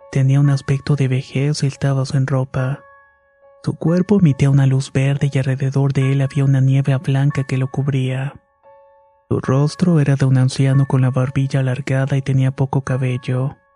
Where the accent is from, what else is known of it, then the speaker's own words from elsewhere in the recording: Veracruz, Mexico; Somos originarias de Veracruz, de un pueblo a solamente una hora de Catemaco.